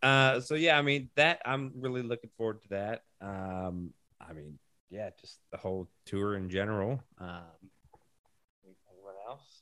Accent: Columbus, Ohio, United States; moved away; I'm from Columbus, so that'll be a good show for me. I got a lot of friends and family out there.

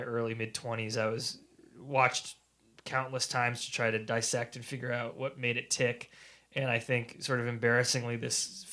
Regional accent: New England, United States; I grew up in New England, and New England's past has always been part of my consciousness

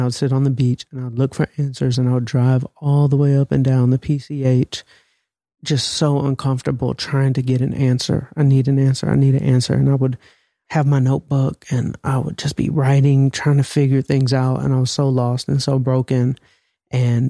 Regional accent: Atlanta, Georgia, United States; I'm from Atlanta

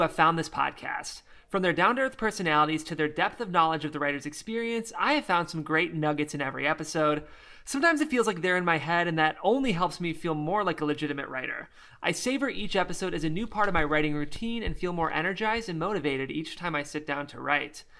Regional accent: Midwest, United States; accent: Midwestern; it's the Midwestern thing in me

